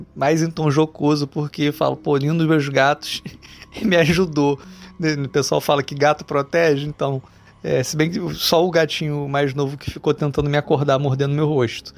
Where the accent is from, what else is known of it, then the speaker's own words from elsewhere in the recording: Rio de Janeiro, Brazil; sou do Rio de Janeiro